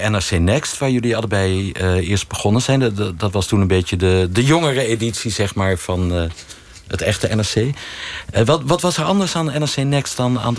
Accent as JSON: {"language": "Dutch", "town": "Amsterdam", "region": "North Holland", "country": "Netherlands", "tie": "born or raised there", "said": "geboren in Amsterdam."}